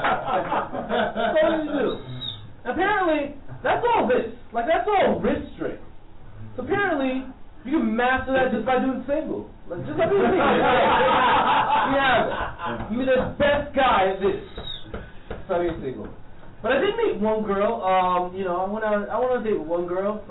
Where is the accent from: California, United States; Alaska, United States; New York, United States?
New York, United States; New York City; Flatbush, Brooklyn